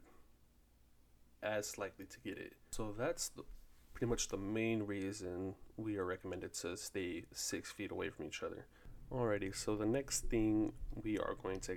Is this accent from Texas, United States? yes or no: yes; Fort Worth, Texas, United States; I am from Fort Worth, Texas